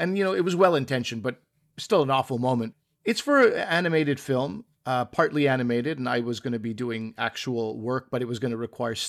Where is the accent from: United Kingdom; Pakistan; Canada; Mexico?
Pakistan; I was like, oh, Pakistani. Yes, I am Pakistani.